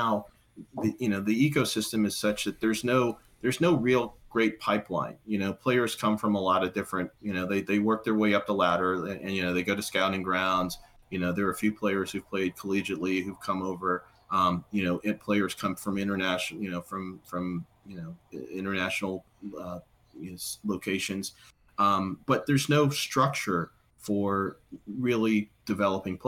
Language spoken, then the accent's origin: English; United States; moved away; I'm from Washington originally